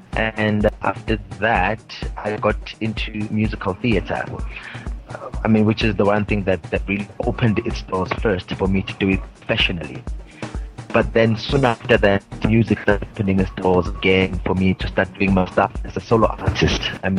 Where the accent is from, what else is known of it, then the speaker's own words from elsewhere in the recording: Mpumalanga, South Africa; I'm from South Africa, from a province. called the Mpumalanga province, very close to Johannesburg, 29 years old